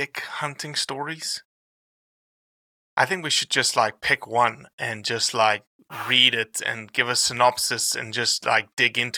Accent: Brazil; I was born in Brazil

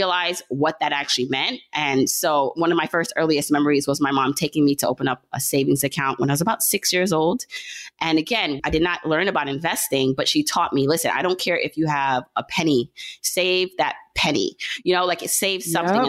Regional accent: Jamaica; now in Brooklyn, United States; so I was born in Jamaica. My family is Jamaican. So she had me in Jamaica, the island, not the borough

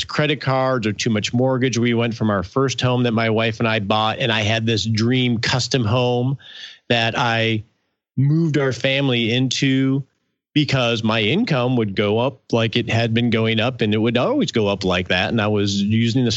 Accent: Michigan, United States; moved away as an adult; now in Texas, United States; I moved down to Texas from Michigan, which is where I grew up

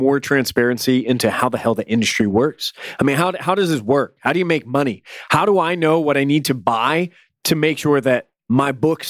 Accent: Toronto, Ontario, Canada; born there; Even though I was born in Toronto, I grew up in a small town without a lot of access to new comics

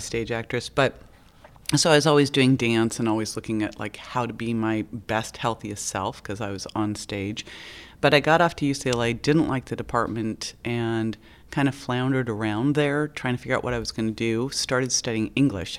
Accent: Berkeley, California, United States; I grew up in Berkeley

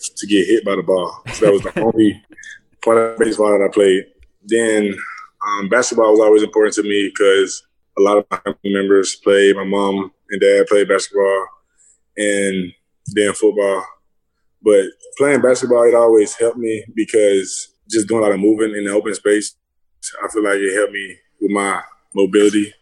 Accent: LaGrange, Georgia, United States; moved away as an adult; now in Gainesville, United States; I'm from LaGrange, Georgia. It's a small town south of Atlanta, probably like 45 minutes. It's not very big. Like growing up, I just used to play sports

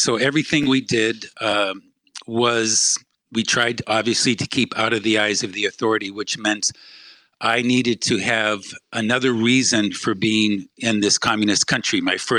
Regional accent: New England, United States; moved away as an adult; also born or lived in Poland; I'm from New England, went to Brown University.

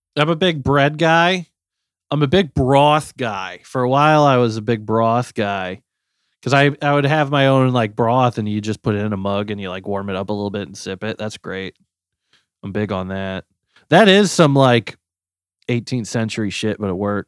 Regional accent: Missouri, United States; moved away; I'm from Missouri

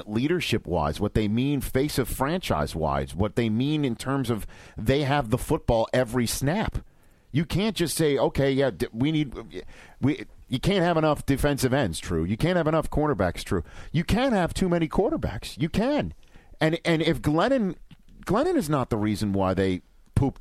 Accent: New York, United States; I'm a New Yorker

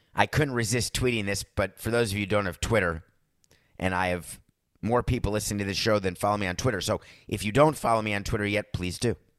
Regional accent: New York, United States; also born or lived in Wisconsin; as a New Yorker

